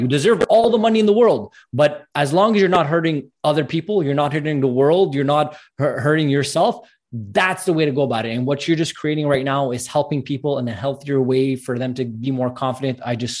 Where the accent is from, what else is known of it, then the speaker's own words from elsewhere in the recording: Montreal, Quebec, Canada; I'm from Montreal, Canada, and it's very bipolar weather, I call it.